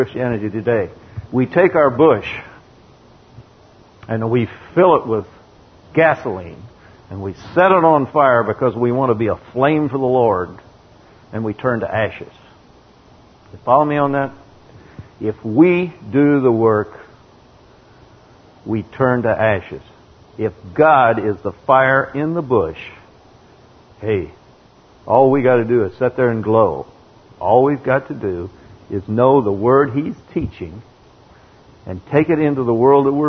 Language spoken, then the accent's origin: English; Texas, United States; I'm from Texas, and I'm a farmer